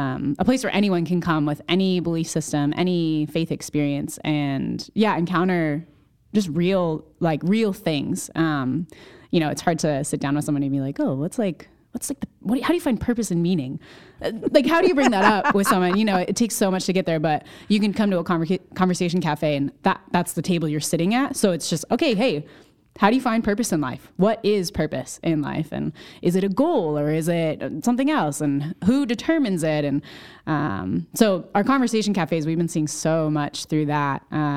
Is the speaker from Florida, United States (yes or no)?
no; Connecticut, United States; I grew up in Central Connecticut, went to school in New Hampshire, got involved with Crew.